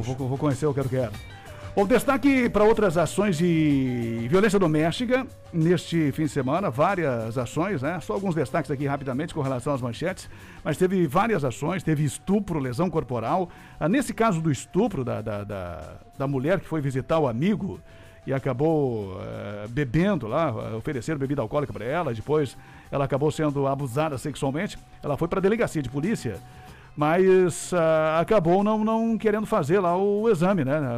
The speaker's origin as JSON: {"language": "Portuguese", "town": "Cruz Alta", "region": "Rio Grande do Sul", "country": "Brazil", "tie": "born or raised there", "also_born_or_lived": "Carazinho", "moved": "yes", "said": "depois me criei em Cruz Alta"}